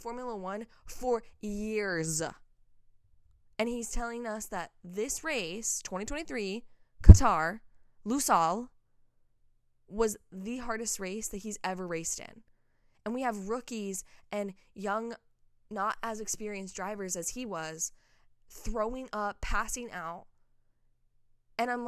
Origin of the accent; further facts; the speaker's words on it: Nashville, Tennessee, United States; in my hometown